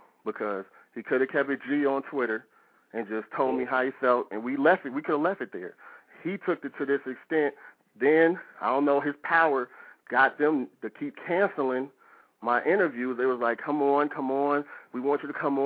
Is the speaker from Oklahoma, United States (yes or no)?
no; Philadelphia, Pennsylvania, United States; now in Kansas City, United States; Can't forget about my hometown because I am from Philly